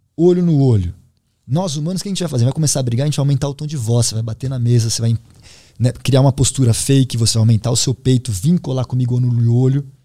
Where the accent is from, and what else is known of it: Brazil